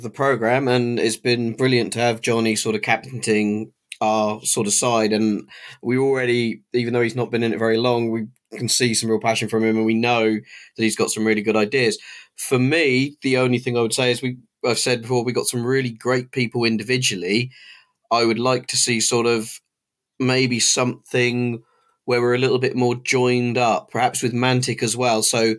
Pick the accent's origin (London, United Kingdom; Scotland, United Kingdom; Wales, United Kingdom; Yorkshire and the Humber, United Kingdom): Wales, United Kingdom; Cardiff; You know, we're the boys from Cardiff coming up.